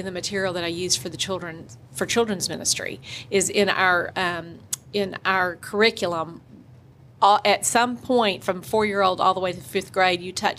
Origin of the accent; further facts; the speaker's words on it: Jackson, Mississippi, United States; I was born and raised in Jackson, Mississippi, right in the heart. I lived here all of my life, went to First Pres Day School, to prep, to Ole Miss, and met my husband there.